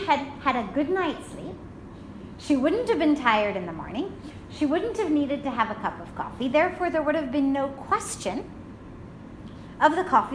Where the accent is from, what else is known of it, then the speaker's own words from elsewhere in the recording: United States; I'm American